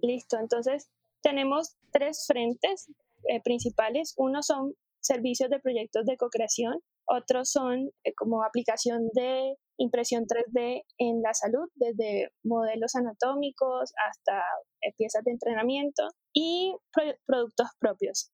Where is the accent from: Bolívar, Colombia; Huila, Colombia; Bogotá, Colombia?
Bolívar, Colombia; Cartagena; moved away as an adult; also born or lived in Bogotá; yo soy de Cartagena, de la costa eh, norte de, Colombia.